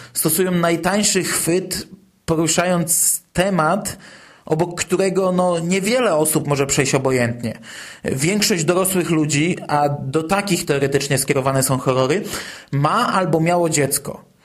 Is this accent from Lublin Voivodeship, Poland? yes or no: no; former Toruń Voivodeship, Kuyavian-Pomeranian Voivodeship, Poland; moved away; Pochodzę ze starego województwa toruńskiego i w Toruniu mieszkałem kilka lat